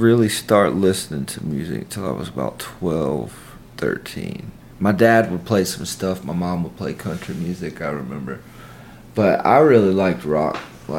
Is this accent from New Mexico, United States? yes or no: no; Columbus, Mississippi, United States; also born or lived in Amory, Mississippi; I'm from Columbus, Mississippi. I was born in Amory, but I mean, might as well have been born in Columbus as long as I've lived here. I've lived with my grandparents the majority of my life